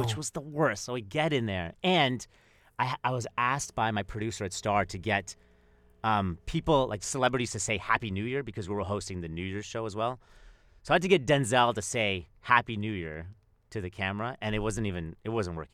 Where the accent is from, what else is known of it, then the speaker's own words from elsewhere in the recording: Canada; I'm Canadian, and, like, I, I would spend time in Winnipeg